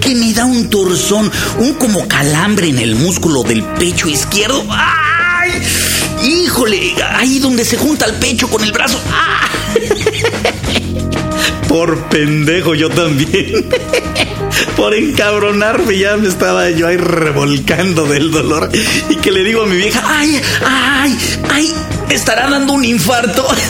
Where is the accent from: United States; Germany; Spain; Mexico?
Mexico